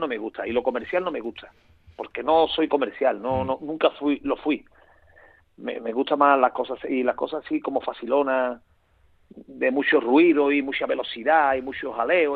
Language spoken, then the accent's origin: Spanish; Seville, Andalusia, Spain; yo soy sevillano hasta la médula